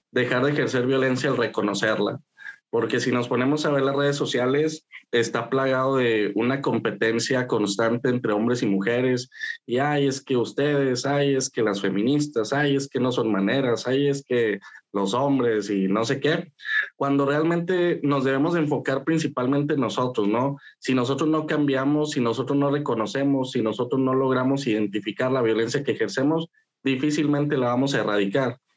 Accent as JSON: {"language": "Spanish", "town": "Saltillo", "region": "Coahuila", "country": "Mexico", "tie": "born or raised there"}